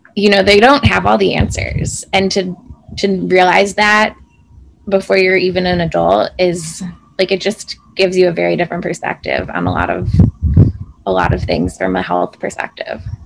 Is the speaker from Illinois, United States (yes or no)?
yes; Chicago, Illinois, United States; I grew up in Chicago, um, in the suburbs